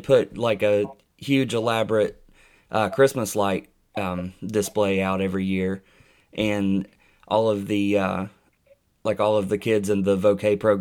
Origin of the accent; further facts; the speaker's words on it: Boone County, West Virginia, United States; I'm originally from Boone County